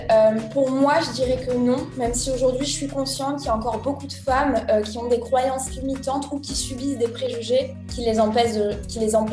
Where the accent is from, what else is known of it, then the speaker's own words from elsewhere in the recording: Issoudun, Centre-Val de Loire, France; moi je suis née à Issoudun, c'est une toute petite ville dans le centre de la France en 1990, donc j'ai 31